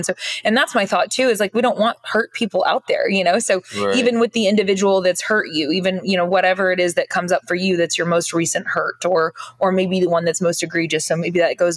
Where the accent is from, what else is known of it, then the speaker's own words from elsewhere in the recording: Oklahoma, United States; moved away as an adult; also born or lived in Norman, Oklahoma; I grew up in Oklahoma, lived in Oklahoma until this last year and some change